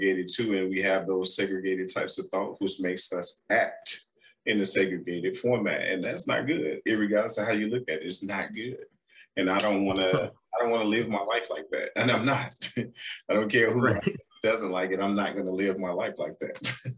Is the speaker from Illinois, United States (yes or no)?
yes; Chicago, Illinois, United States; I said, I'm from Chicago. What's the problem?